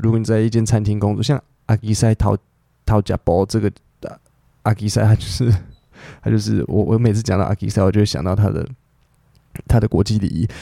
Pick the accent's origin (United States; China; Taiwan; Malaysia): Taiwan; 身为台湾人